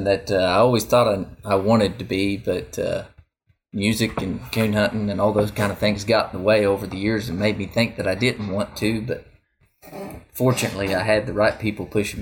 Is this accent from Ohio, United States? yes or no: yes; Piketon, Ohio, United States; My hometown is Piketon, Ohio, and that's actually where I live again today.